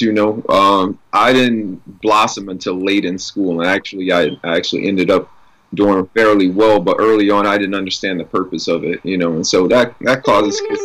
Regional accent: New Orleans, Louisiana, United States; growing up in New Orleans and in that environment, uh, we were all expected to sing and perform

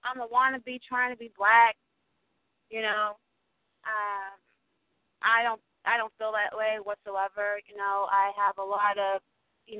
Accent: New Jersey, United States; I'm originally from New Jersey, born and raised

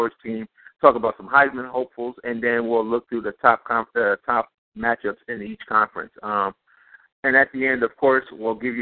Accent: Cleveland, Ohio, United States; Cleveland born and raised, Buckeye born and bred

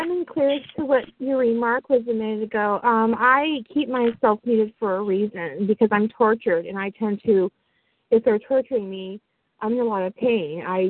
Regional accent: Southern California, United States; I'm from Southern California.

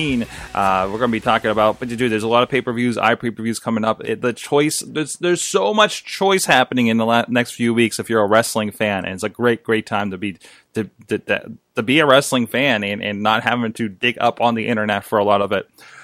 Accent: United States

